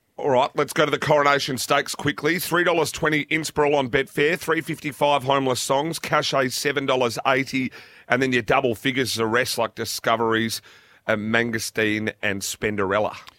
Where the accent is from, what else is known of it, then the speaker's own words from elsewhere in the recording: Australia; being Australian